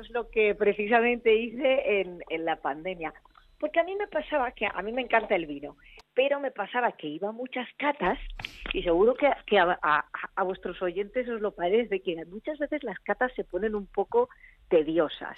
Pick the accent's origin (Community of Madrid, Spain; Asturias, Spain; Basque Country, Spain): Community of Madrid, Spain; Madrid; moved away; also born or lived in Argentina; yo soy de Madrid, sí, yo soy de Madrid, pero he vivido muchos años en Argentina.